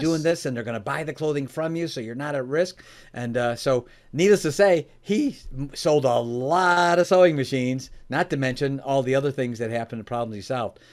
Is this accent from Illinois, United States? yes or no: yes; Oak Brook, Illinois, United States; I was born and raised in the Chicagoland area, in an area called Oak Brook area.